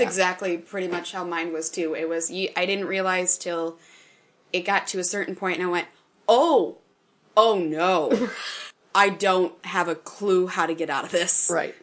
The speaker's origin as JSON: {"language": "English", "region": "Northwest Wisconsin", "country": "United States", "said": "I'm from Northwest Wisconsin, where the town sizes are smaller"}